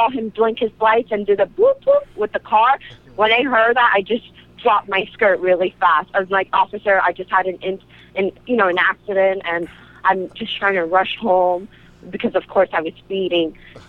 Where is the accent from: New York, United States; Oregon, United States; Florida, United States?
New York, United States; New York City; Yeah, I'm from the Bronx.